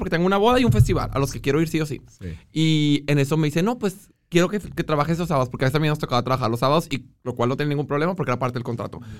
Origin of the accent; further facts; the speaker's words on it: Monclova, Coahuila, Mexico; now in Monterrey, Mexico; Monclova es mío, pero ahí nací.